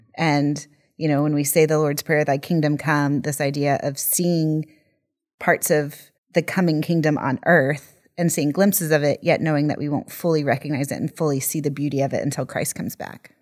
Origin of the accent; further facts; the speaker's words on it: United States; moved away; growing up as an American in the evangelical church in the eighties and nineties